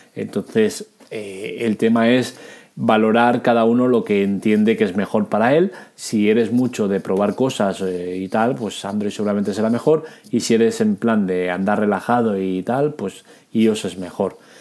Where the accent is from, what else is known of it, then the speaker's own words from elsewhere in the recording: Catalonia, Spain; soy catalán